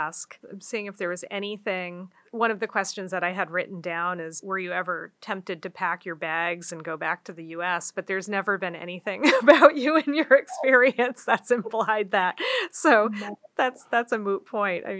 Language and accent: English; East Coast, United States; I grew up on the East Coast